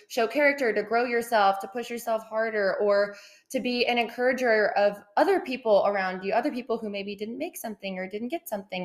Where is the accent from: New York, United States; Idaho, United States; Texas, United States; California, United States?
Texas, United States; Austin; also born or lived in Southlake, Texas; So I grew up in Austin, Texas. So I'm a born and raised Texas girl, but lived there for about 13 ish years.